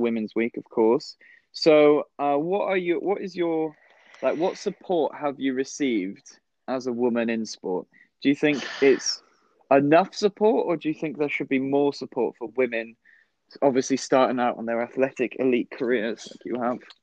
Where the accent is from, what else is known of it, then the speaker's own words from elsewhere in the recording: West Wales, United Kingdom; moved away; I'm from a really, really tiny town um, mm. over in West Wales.